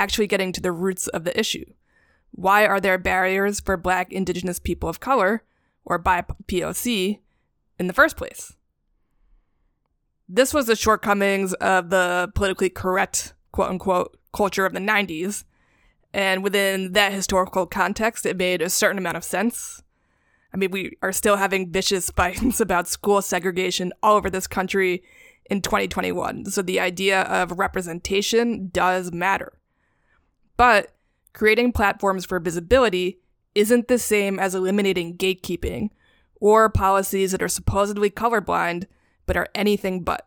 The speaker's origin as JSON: {"language": "English", "town": "New York City", "region": "New York", "country": "United States", "tie": "born or raised there", "said": "born and raised in New York City"}